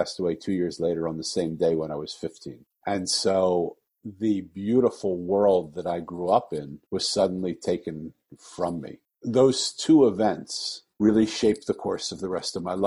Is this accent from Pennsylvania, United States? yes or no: yes; Philadelphia, Pennsylvania, United States; moved away; I was born in Philadelphia and I'm 65 years old